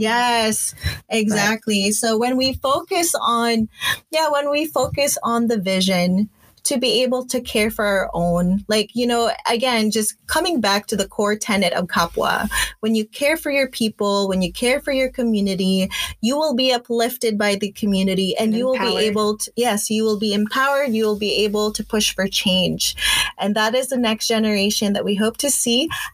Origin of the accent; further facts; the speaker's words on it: Philippines; now in Canada; this is a power that I'm claiming as a Filipino AX existing in existing in this space in Canada. Like you said, we are one of the largest diasporas.